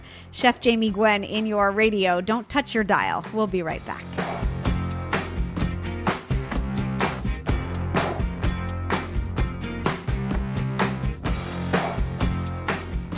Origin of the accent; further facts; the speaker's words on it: California, United States; California, my home state